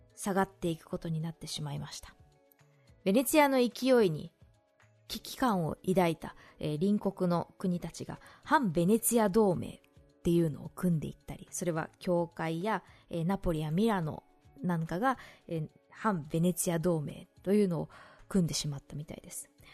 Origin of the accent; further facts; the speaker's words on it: Shizuoka, Japan; 静岡の地元